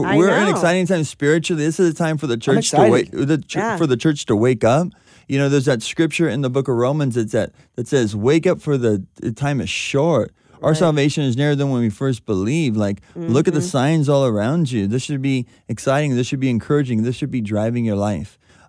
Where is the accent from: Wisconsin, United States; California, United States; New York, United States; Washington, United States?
California, United States; Southern; growing up in Southern California, you got to drive on these freeways all the time.